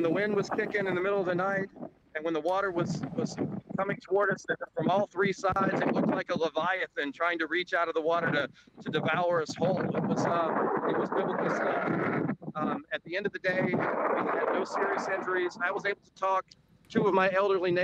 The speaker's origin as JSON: {"language": "English", "region": "the South", "country": "United States", "lives_now": "Cedar Key, United States", "said": "I'm a Southerner"}